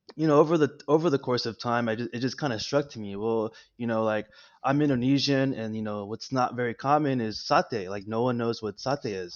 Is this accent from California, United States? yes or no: yes; La Puente, California, United States; first language Spanish; English is a second language; also born or lived in West Covina, California; I was born in Los Angeles, California, in West Covina. Um, I grew up in La Puente